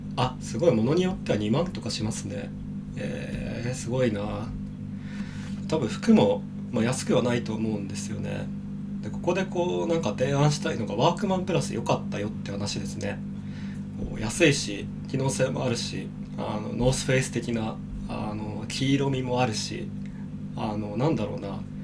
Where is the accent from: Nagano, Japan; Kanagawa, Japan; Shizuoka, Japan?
Kanagawa, Japan; now in Shinjuku, Japan; 僕の地元ってその神奈川県の結構田舎の方なんで